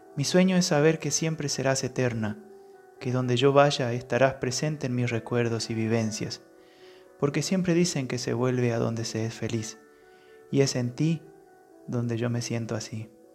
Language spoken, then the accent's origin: Spanish; Las Breñas, Chaco, Argentina; moved away; un lugar muy perdido aquí dentro de la provincia del Chaco. Es el pueblo donde yo nací